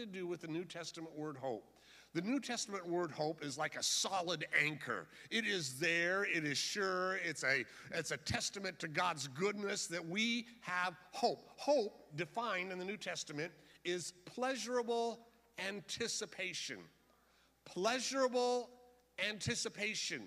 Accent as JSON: {"language": "English", "town": "San Diego", "region": "California", "country": "United States", "tie": "born or raised there", "said": "I was raised in George Evans Church down in East San Diego"}